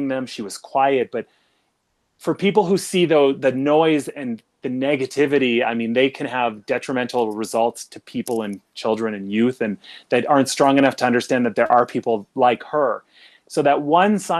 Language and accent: English; Regina, Saskatchewan, Canada; I'm from Saskatchewan and from Regina